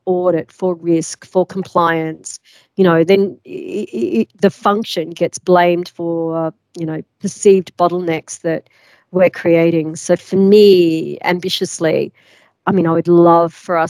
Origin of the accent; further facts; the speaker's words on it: Australia; moved away as an adult; also born or lived in London; I'm from Australia